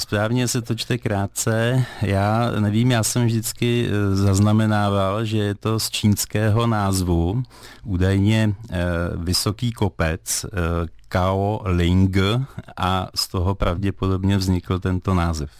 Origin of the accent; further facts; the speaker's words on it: Skalná, Karlovy Vary Region, Czechia; pocházím ze Skalné, která se jmenovala dříve Vilčtejn